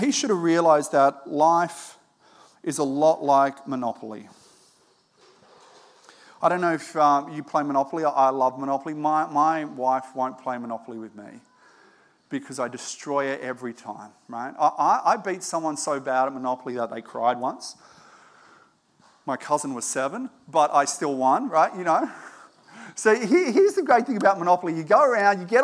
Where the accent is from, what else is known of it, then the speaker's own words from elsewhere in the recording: Australia; I was born in Australia